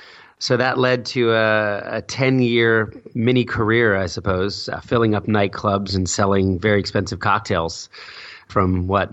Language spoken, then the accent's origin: English; New Jersey, United States; also born or lived in Philadelphia; I was born in Philadelphia, moved to Jersey when I was four